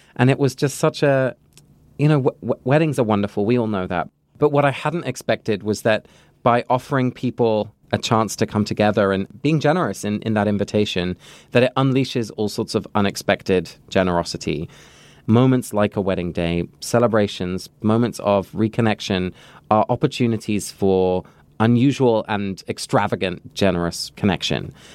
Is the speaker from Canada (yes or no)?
no; England, United Kingdom; moved away; I grew up in England